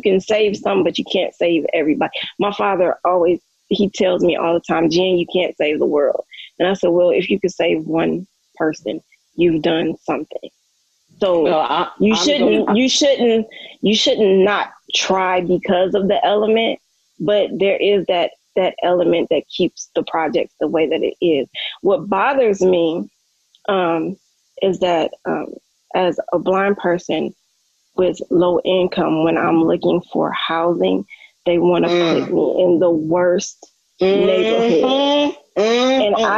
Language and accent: English; Cleveland, Ohio, United States; also born or lived in St. Louis; now in Las Vegas, United States; No, I live in Las Vegas. I was born in St. Louis. I was raised in Cleveland, Ohio.